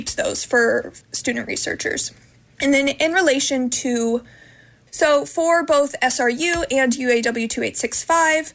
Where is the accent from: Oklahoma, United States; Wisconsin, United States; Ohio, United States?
Ohio, United States; moved away as an adult; now in California, United States; I'm from Ohio. I moved here during the first year